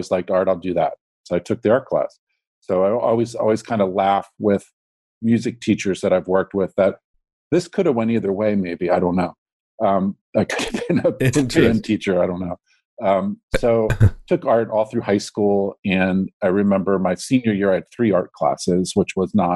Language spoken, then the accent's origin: English; Baltimore, Maryland, United States; moved away as an adult; I grew up in Baltimore, and I went to just through the public school